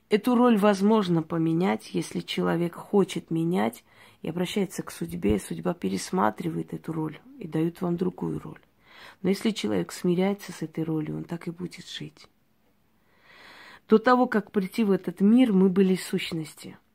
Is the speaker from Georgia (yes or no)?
yes; Georgia; я девочка, которая родилась в Грузии, в селении, очень красивом месте, курортном, можно сказать. Э, училась там в национальной школе, мечтала совершенно об иной жизни.